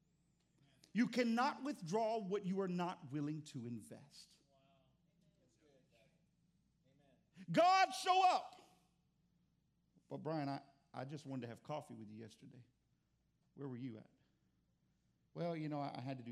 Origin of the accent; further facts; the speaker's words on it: Texas, United States; I'm from Texas